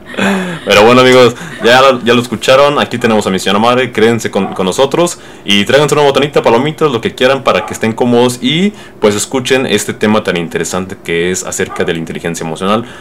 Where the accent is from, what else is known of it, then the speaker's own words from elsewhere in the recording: Mexico; yo que soy mexicano y muchos mexicanos eh, pues crecimos con esta idea